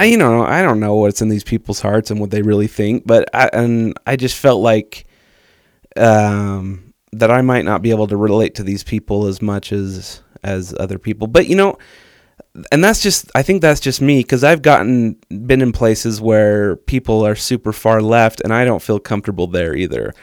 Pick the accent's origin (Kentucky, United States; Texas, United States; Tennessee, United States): Texas, United States; I grew up in Texas